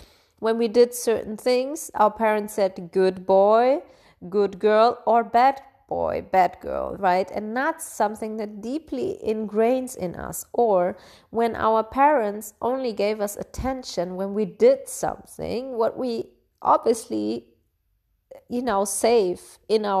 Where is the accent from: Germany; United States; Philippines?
Germany; Bavaria; I grew up in Bavaria, in Germany, and as one of the only like foreigners in this region.